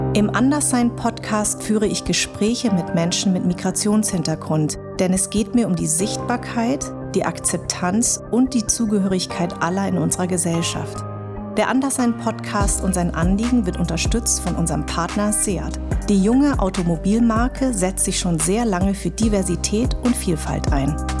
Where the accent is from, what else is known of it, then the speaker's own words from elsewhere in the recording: Darmstadt, Hesse, Germany; Ich bin in Darmstadt geboren und meine Eltern kommen aus Vietnam